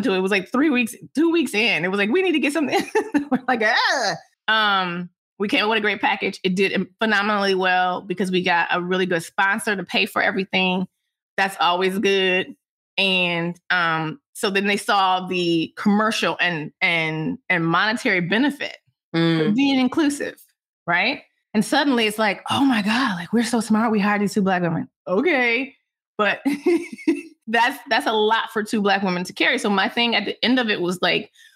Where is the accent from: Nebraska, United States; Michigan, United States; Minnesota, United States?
Michigan, United States; Detroit; moved away; how I grew up in Detroit.